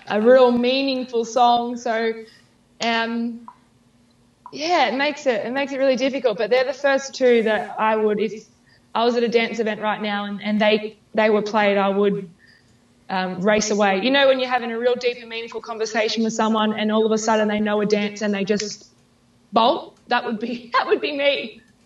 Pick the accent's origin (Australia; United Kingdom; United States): Australia; my hometown. I'm very proud of where I live.